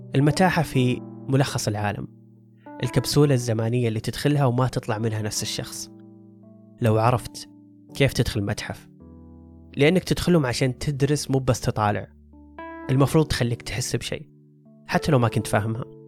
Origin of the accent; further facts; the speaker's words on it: Saudi Arabia; عندنا كسعوديين